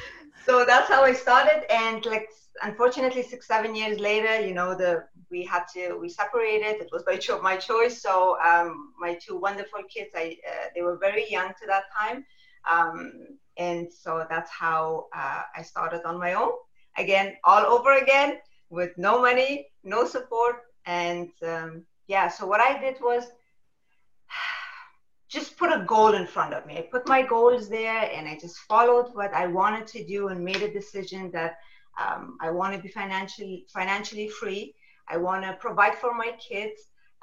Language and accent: English; Germany; also born or lived in Afghanistan; I was born in Afghanistan. We immigrated when I was a little to Germany.